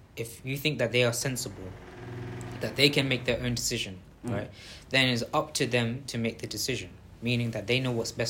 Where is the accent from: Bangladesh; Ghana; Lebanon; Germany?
Bangladesh; We won't say, oh, this guy is from South Africa and I'm from Bangladesh, so I should stand next to a Bangladeshi guy instead of us.